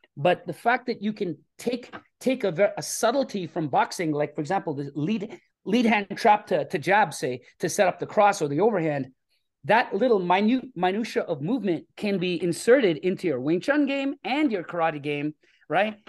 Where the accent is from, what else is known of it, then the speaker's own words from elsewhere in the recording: Toronto, Ontario, Canada; I grew up in Scarborough, uh, which is a, a, a city here in Toronto.